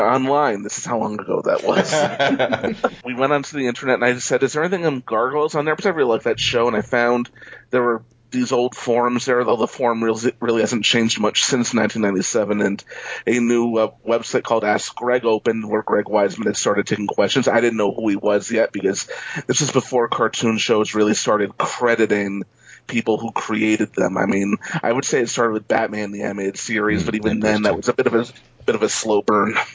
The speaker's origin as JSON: {"language": "English", "region": "New York", "country": "United States", "also_born_or_lived": "Los Angeles", "moved": "as an adult", "said": "I'm originally from New York, and I'm back in New York"}